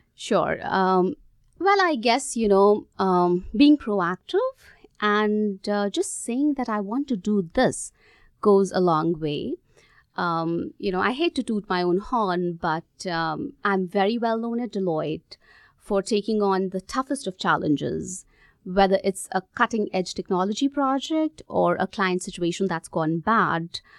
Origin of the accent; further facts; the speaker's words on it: India; moved away as an adult; also born or lived in Gurgaon, India / Australia; I grew up in India